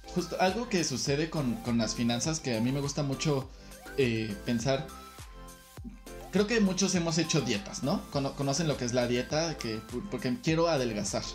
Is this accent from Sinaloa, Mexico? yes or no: no; Querétaro, Mexico; moved away as an adult; now in Mexico City, Mexico; Yo nací, crecí, estudié aquí en la Ciudad de Querétaro